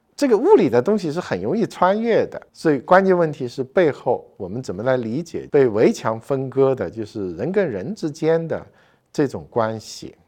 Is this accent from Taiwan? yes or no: no; southern China, China; moved away as an adult; now in Beijing, China; 我是一个南方人